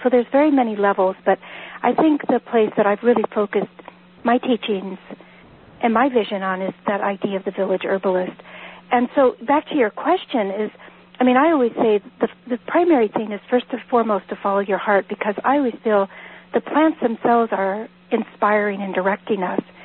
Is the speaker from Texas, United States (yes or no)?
no; Northern California, United States; moved away as an adult; now in Vermont, United States; I was born and raised in Northern California.